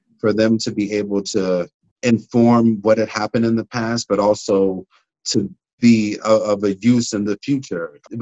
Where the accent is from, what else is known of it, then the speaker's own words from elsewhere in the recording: Pittsburgh, Pennsylvania, United States; growing up in Hazelwood, we didn't hear any stories about the people that lived in Hazelwood.